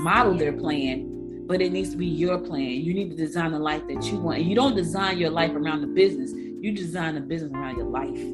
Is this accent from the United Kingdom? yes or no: no; New Jersey, United States; also born or lived in Georgia; I was born in Georgia, but I was raised in Jersey.